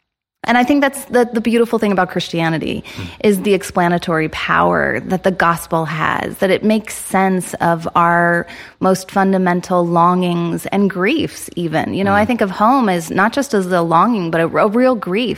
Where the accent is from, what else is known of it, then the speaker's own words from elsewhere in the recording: Midwest, United States; moved away as an adult; also born or lived in Chicago; now in Toronto, Canada; I'm actually American, born and raised in the Midwest, kind of all over. My husband and I met at Wheaton College.